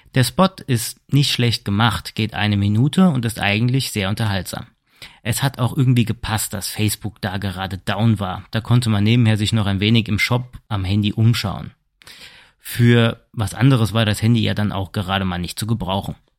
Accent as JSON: {"language": "German", "country": "Germany", "said": "bei uns in Deutschland"}